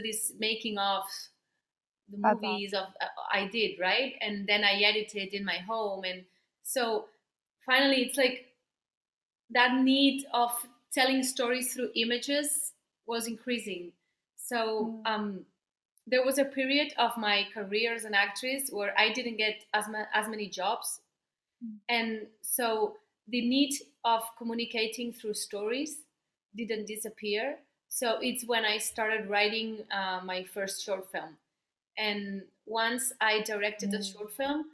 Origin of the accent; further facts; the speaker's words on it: Barcelona, Catalonia, Spain; first language Spanish; English is a second language; now in Madrid, Spain; I live in Madrid, but I'm from Barcelona.